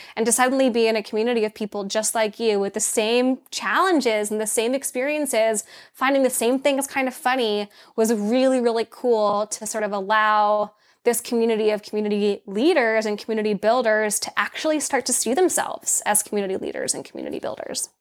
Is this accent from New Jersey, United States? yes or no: no; Laguna Beach, California, United States; also born or lived in Los Angeles; I was born in Los Angeles and I grew up in Orange County, California, specifically in Laguna Beach